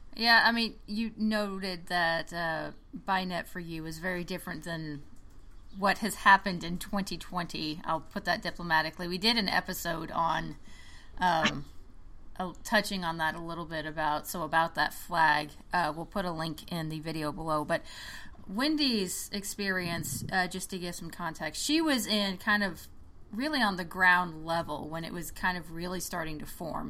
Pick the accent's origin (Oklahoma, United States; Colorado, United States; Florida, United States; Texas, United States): Oklahoma, United States; I grew up in Oklahoma, like rural mm. Oklahoma